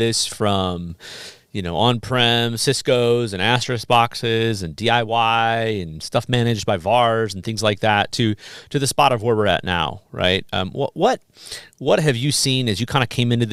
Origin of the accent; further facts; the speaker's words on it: Midwest, United States; moved away; growing up in the Midwest